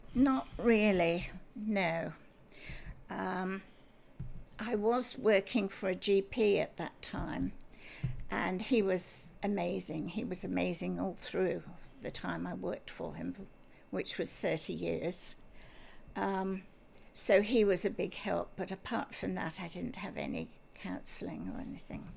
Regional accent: Bristol, South West England, United Kingdom; moved away as an adult; also born or lived in Scotland; now in Australia; I was born in Scotland oh. because my father had a job up there, and um, we very quickly moved down to Bristol

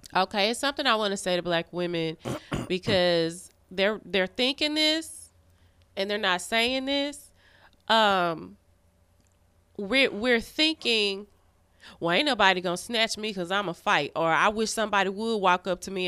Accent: Arkansas, United States; the mm. biggest Black Church of Christ in Arkansas

